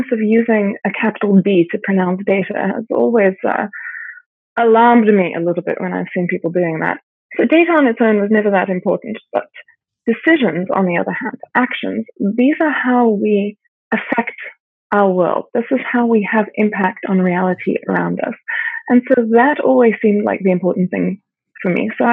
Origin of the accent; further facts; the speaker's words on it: South Africa; I grew up in South Africa